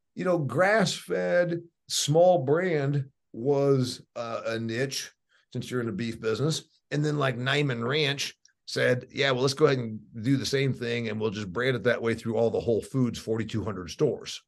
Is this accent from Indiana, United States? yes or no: yes; Indiana, United States; I'm from Indiana.